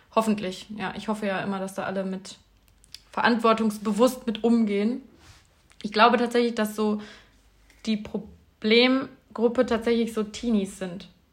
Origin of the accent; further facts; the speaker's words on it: Bielefeld, North Rhine-Westphalia, Germany; moved away; In Bielefeld, in meiner Heimatstadt